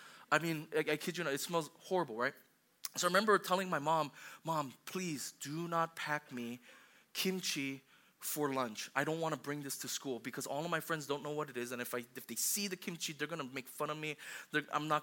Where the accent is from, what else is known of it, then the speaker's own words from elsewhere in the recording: Hawaii, United States; I grew up in Hawaii